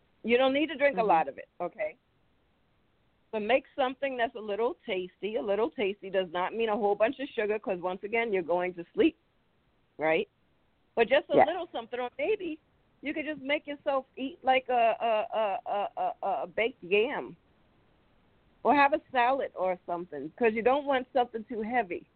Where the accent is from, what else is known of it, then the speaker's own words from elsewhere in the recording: New York City, New York, United States; moved away; when I was growing up in New York City